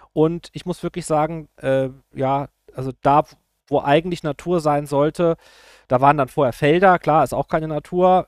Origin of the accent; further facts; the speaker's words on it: Rhineland-Palatinate, Germany; ich bin aus Rheinland-Pfalz